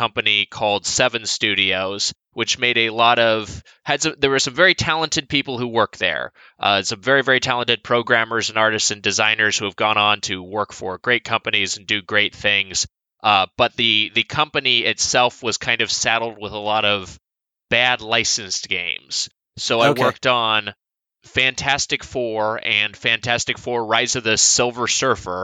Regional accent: Southern California, United States; I'm from Southern California, where I still reside

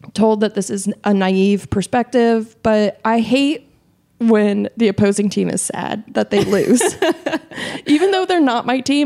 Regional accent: Tucson, Arizona, United States; moved away; also born or lived in Oakland; Also, you know, I grew up in Tucson, which is home of the University of Arizona Wildcats

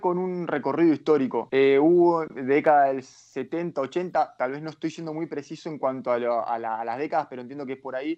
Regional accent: Argentina; moved away as an adult; also born or lived in Mexico / Honduras; now in Costa Rica; Nosotros en Argentina

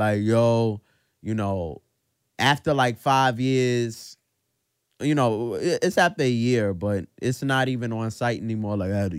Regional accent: New York City, New York, United States; we're from Brooklyn

